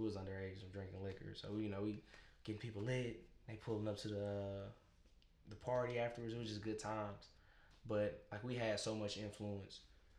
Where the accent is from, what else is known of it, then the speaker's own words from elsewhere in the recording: Nashville, Tennessee, United States; I'm from Bordeaux. They from Antioch. You know what I'm saying? We just south side, north side. We just raised different.